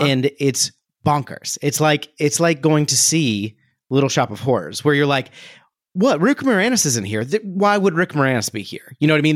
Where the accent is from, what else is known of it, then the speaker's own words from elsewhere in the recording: Ohio, United States; growing up in Ohio